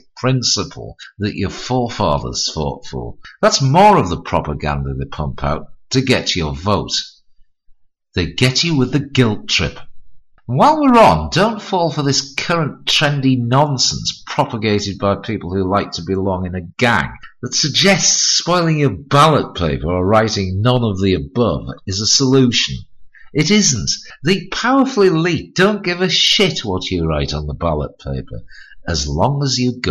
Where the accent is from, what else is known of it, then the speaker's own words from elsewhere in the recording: Hartlepool, North East England, United Kingdom; his arrival in my hometown